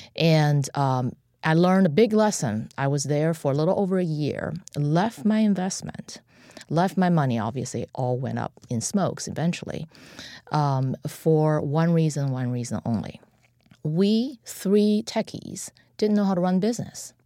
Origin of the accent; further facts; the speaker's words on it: China; moved away as an adult; now in United States; I'm an immigrant from China, and um, I was a student in Tiananmen Square in 1989